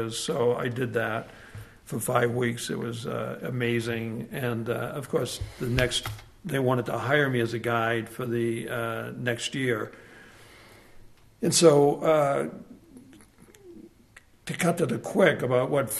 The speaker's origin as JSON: {"language": "English", "town": "Lynn", "region": "Massachusetts", "country": "United States", "tie": "born or raised there", "also_born_or_lived": "Boston / Chicago", "moved": "as an adult", "lives_now": "San Francisco, United States", "said": "I was raised in Lynn, just outside of Boston"}